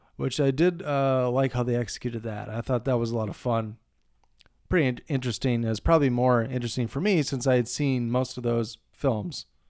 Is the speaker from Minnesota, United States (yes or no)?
yes; Montevideo, Minnesota, United States; my hometown of Montevideo